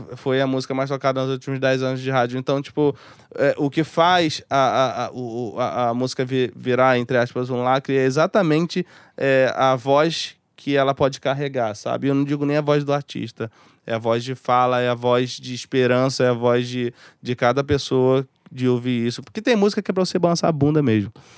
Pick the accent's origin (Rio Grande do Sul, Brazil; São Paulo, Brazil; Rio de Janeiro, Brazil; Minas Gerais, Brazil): Rio de Janeiro, Brazil; eu sou de Bangu, eu sou de, de comunidade.